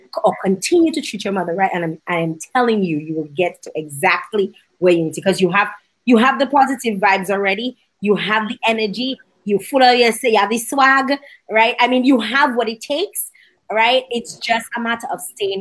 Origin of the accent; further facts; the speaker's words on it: Dominica; I'm from Dominica